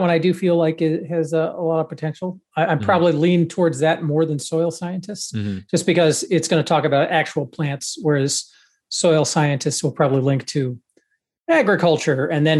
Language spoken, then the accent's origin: English; Georgia, United States; I'm from Georgia